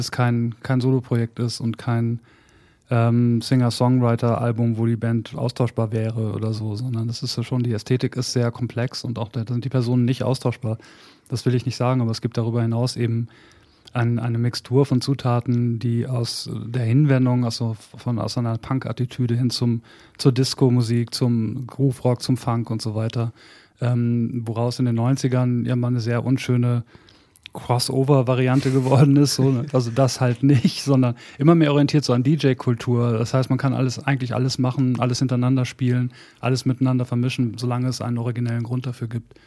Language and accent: German; Bad Salzuflen, North Rhine-Westphalia, Germany; moved away; also born or lived in Hamburg; in Bad Salzuflen, wo ich angefangen habe, wo ich aufgewachsen bin